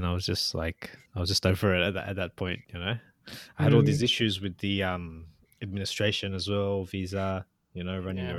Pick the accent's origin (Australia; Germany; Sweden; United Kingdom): Australia; Sydney, New South Wales; knowing I was from Sydney